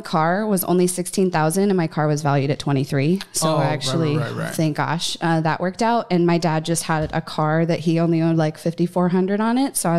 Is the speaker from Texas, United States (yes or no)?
yes; Dallas, Texas, United States; I'm 27. I hail from Dallas, Texas